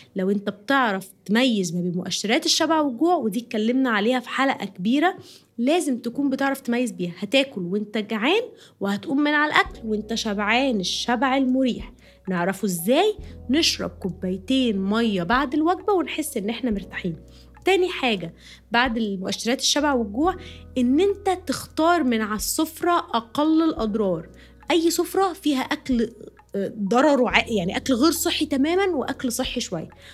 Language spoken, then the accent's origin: Arabic; Egypt; moved away; انا عايشه بره مصر وانا مصريه طبعا